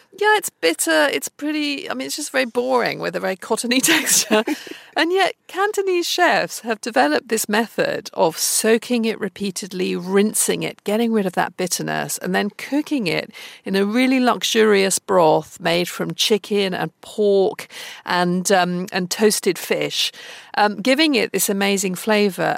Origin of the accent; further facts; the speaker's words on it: United Kingdom; growing up in Britain